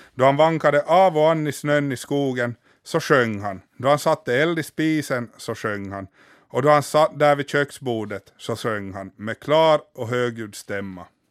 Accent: Finland; hemma i Finland

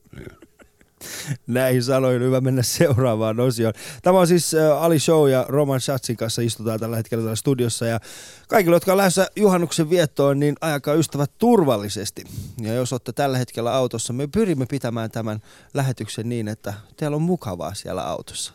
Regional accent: Iran; now in Finland; meillä Iranissa

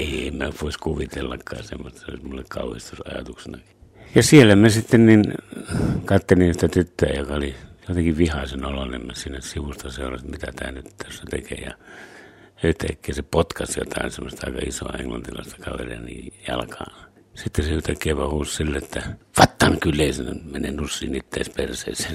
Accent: Savonia, Finland; born or raised there; also born or lived in Lapua, Finland / United States

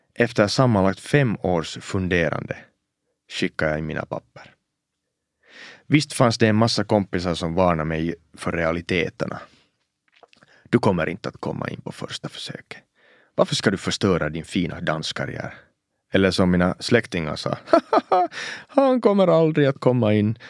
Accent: Oulu, North Ostrobothnia, Finland; first language Swedish; Att växa upp som en finlandssvensk pojke i finska Uleåborg på 90-talet

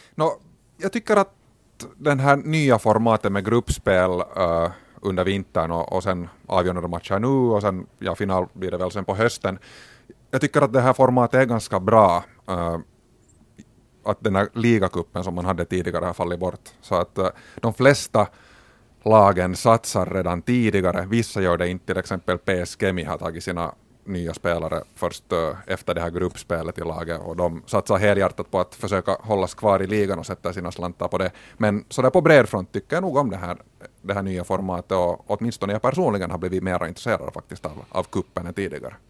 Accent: Finland; som finlandssvenskar

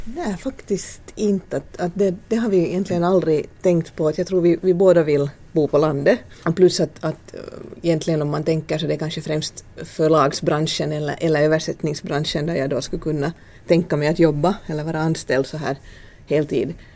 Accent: Ingå, Uusimaa, Finland; moved away; also born or lived in Åland / Sweden / Turku / Karis; byggde vi hus i Ingo som då är min, min gamla kommun, min födelseort.

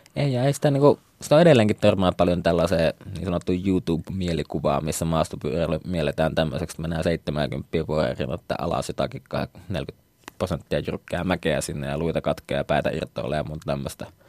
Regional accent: Oulu, North Ostrobothnia, Finland; moved away as an adult; also born or lived in Tampere; asuin nuoruudessa vieressä Haukiputalla, joka nykyään kyllä kuuluu Ouluun

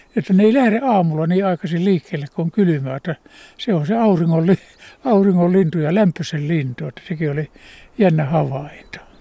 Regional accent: Ostrobothnia, Finland; now in Kuusamo, Finland; Mulla kotona Pohjanmaalla

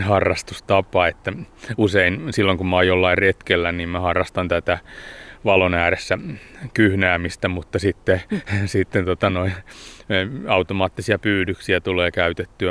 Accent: Hämeenkoski, Päijät-Häme, Finland; now in Espoo, Finland; tuolla Hämeenkoskella, mistä mä oon kotoisin

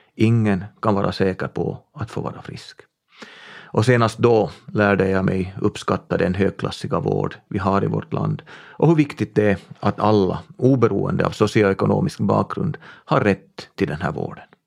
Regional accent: Tenala, Uusimaa, Finland; Min hembygd är Tenala i västra Nyland. Där är jag född och uppvuxen på en bondgård

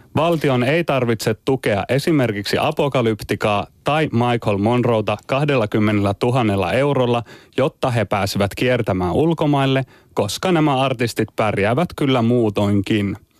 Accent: Turku, Southwest Finland, Finland; kotikaupungissani Turussa

